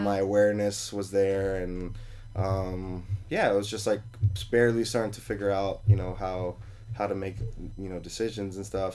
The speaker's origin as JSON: {"language": "English", "town": "New York City", "region": "New York", "country": "United States", "tie": "born or raised there", "moved": "yes", "lives_now": "Las Vegas, United States", "said": "I was born in New York"}